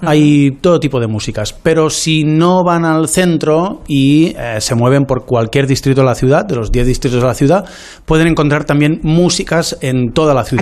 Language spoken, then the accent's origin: Spanish; Lleida, Catalonia, Spain; accent: Lleida